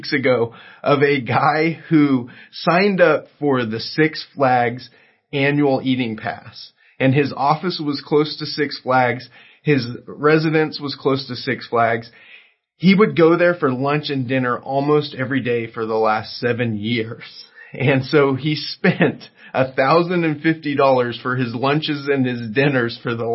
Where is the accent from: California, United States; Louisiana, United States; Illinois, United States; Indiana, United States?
California, United States; Southern; I grew up in Southern California